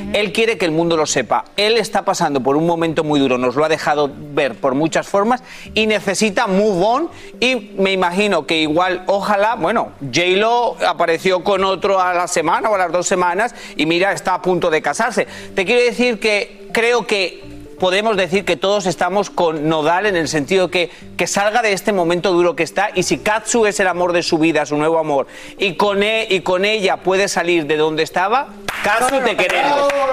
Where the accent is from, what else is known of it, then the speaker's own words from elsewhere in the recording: Spain; moved away; soy español